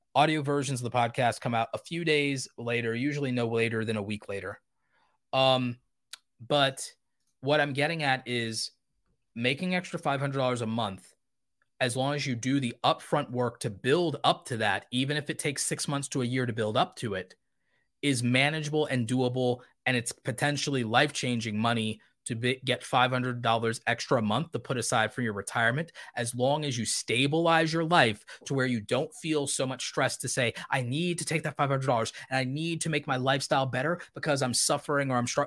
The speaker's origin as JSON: {"language": "English", "country": "United States", "tie": "born or raised there", "said": "I was born in America"}